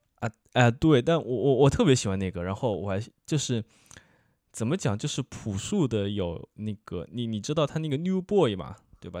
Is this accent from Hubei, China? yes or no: yes; Wuhan, Hubei, China; 那一块我作为一个武汉人几乎没去过哦